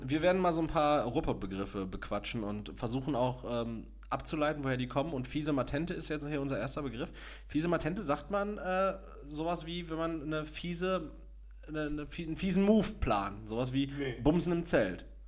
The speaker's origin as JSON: {"language": "German", "town": "Castrop-Rauxel", "region": "North Rhine-Westphalia", "country": "Germany", "moved": "yes", "lives_now": "Gelsenkirchen, Germany", "said": "ich komme aus Kastrop-Rauxel"}